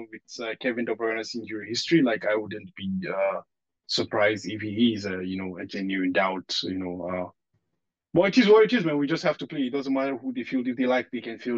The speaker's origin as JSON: {"language": "English", "country": "Nigeria", "tie": "born or raised there", "moved": "yes", "said": "in the part I grew up in Nigeria"}